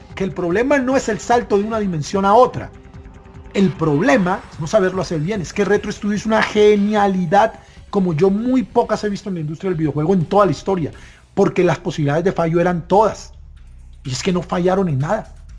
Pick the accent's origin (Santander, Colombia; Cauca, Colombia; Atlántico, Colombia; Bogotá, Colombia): Atlántico, Colombia; Barranquilla; moved away as an adult; now in Bogotá, Colombia; me casé y me tuve que mudar acá a Bogotá, yo soy nativo de Barranquilla